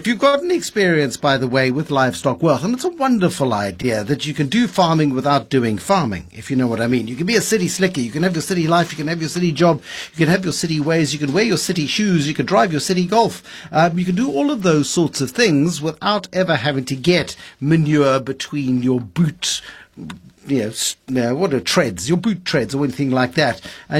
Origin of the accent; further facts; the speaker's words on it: South Africa; The wonderful thing about being a South African journalist, this is a new topic, by the way, is that you develop a sense of smelling rats before their presence is absolutely obvious.